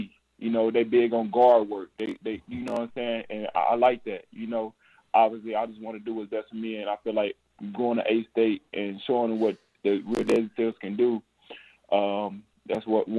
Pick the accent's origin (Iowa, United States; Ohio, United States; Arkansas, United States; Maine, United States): Arkansas, United States; Jonesboro; I'm blessed to be back in the city of Jonesboro and my hometown